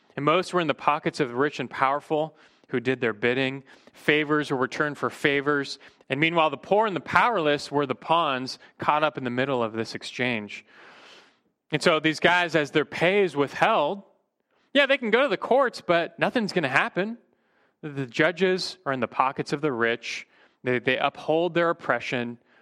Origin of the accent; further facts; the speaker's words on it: United States; as American Christians